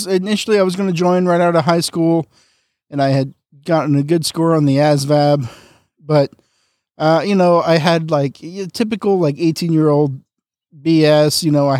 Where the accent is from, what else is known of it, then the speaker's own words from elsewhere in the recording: San Antonio, Texas, United States; also born or lived in San Angelo / Japan; now in San Diego, United States; Yeah, so, I originally from South Texas. I grew up like in San Antonio and San Angelo. Joined the Navy when I was, I was 22 when I joined. Spent 10 years, including time, stationed overseas in Japan and eventually landing in San Diego in 2009